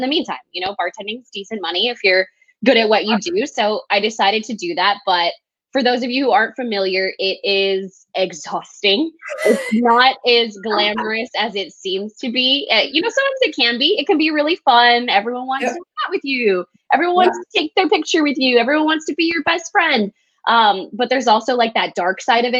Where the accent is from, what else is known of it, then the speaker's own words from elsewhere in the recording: El Paso, Texas, United States; moved away as an adult; also born or lived in Lubbock, Texas; now in Austin, United States; So I was born and raised in El Paso, Texas. I've lived in Texas all my life